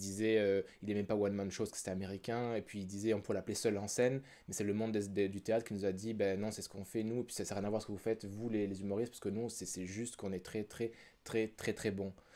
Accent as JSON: {"language": "French", "country": "France", "also_born_or_lived": "Quebec", "moved": "as an adult", "lives_now": "Canada", "said": "je viens de France aussi, je suis arrivé ici il y a 5 ans"}